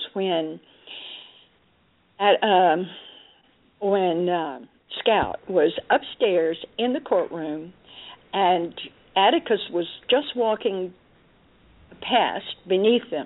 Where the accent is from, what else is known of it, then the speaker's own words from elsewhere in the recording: Dallas, Texas, United States; I grew up in Dallas, Texas